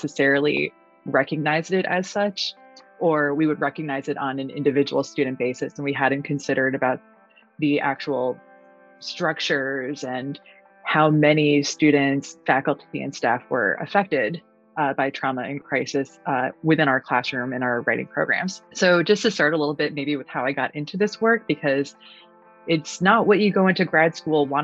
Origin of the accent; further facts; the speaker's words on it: Newtown, Connecticut, United States; moved away as an adult; also born or lived in Virginia; I'm from Newtown, Connecticut